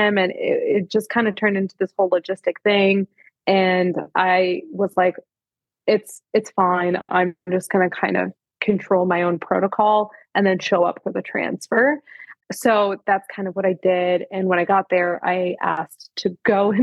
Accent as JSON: {"language": "English", "country": "Canada", "said": "I'm Canadian"}